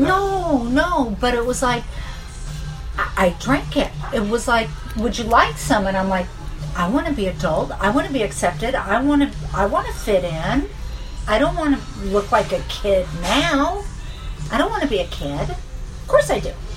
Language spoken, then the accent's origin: English; Fountain Valley, California, United States; I was raised on Talbert and Magnolia. I lived there my whole life